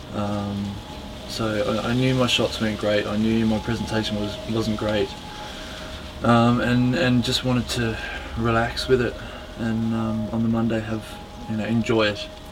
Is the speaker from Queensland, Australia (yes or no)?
no; Melbourne, Victoria, Australia; moved away as an adult; now in United Kingdom; I was born in Melbourne, Australia. Yeah. My father was born here in uh, High Wycombe, I think. uh, Mum was born in Italy. Um, their families migrated to Australia, I think, when they were both quite young, about four or five. Um, and yeah, spent most of my most of my life in Australia